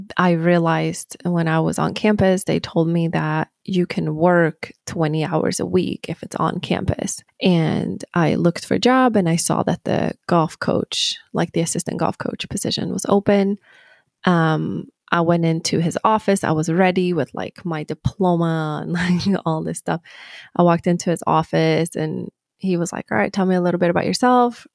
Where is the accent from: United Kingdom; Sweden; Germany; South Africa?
Sweden; moved away as an adult; now in United States; I grew up in Sweden